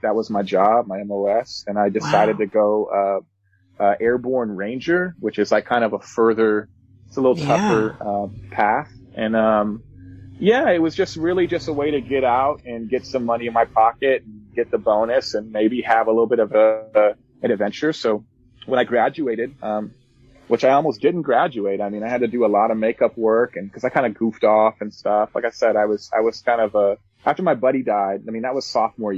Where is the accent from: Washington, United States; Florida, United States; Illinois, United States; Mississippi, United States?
Washington, United States; Spanaway; also born or lived in North Carolina; I'm from Spanaway. As I said before, and Spanaway has its own personality, especially at that time. I graduated in 2009